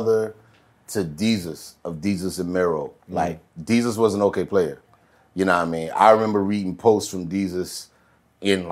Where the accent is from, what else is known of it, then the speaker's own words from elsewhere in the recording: the South, United States; we're from the South